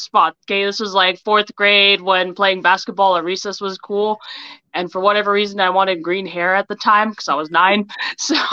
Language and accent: English; St. George, Utah, United States; moved away as an adult; also born or lived in Laie, Hawaii; I was born in La'ie, Hawaii, first village. Proud of that. Raised in St. George, Utah, and moved back to Hawaii for college